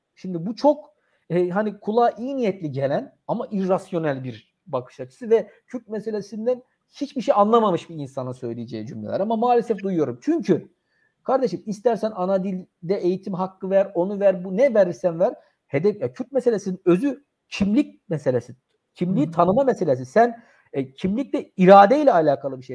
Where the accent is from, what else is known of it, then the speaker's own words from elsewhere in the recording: Turkey; ben bir Türk olarak